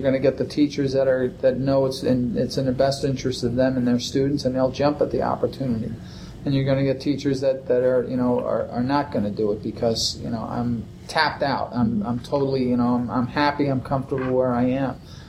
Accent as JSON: {"language": "English", "region": "East Coast", "country": "United States", "said": "I come from the East Coast, and I see long, long days."}